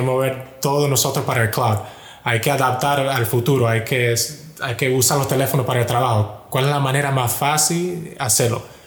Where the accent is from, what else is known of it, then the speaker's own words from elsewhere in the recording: Miami, Florida, United States; yo nací y crecí en Miami